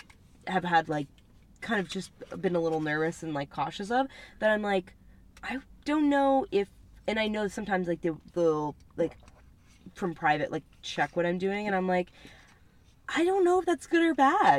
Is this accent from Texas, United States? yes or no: no; New Jersey, United States; That's my home state